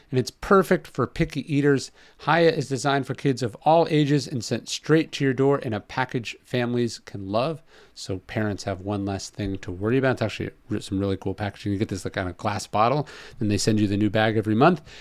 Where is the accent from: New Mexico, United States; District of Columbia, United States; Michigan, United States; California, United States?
California, United States; Northern; moved away; also born or lived in Los Angeles; I'm from Northern California